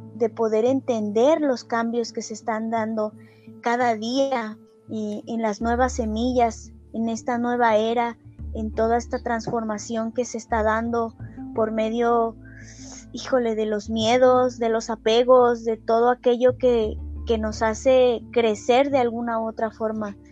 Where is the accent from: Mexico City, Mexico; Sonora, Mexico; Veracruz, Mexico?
Veracruz, Mexico; Coatepec; Soy de aquí, de Coatepec, Veracruz.